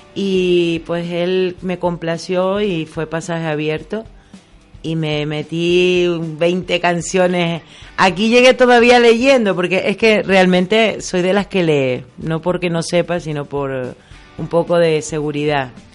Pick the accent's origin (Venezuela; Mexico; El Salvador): Venezuela; moved away as an adult; now in Canary Islands, Spain; nací en Venezuela y vengo de familia canaria.